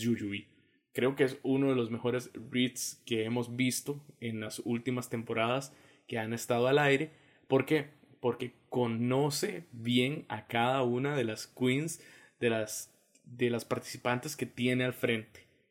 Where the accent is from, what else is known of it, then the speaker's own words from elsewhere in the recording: Costa Rica; como decimos nosotros los ticos